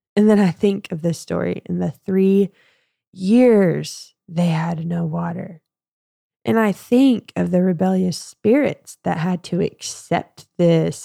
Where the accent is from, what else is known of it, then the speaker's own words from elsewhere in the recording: United States; growing up in the Southern Baptist Bible Belt in Texoma area, which is the Texas-Oklahoma borderline